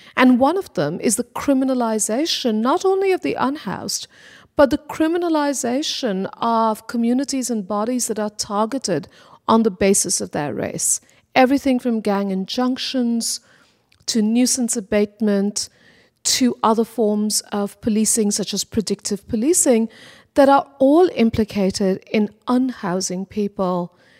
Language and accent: English; Kolkata, West Bengal, India; now in Los Angeles, United States; growing up in Kolkata, India, I was quite aware that I lived in a city